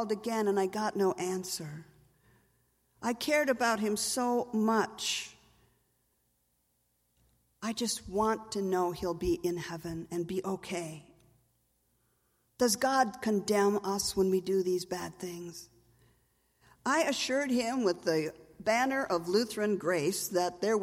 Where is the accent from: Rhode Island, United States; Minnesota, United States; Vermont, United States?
Minnesota, United States; I'm from Minnesota.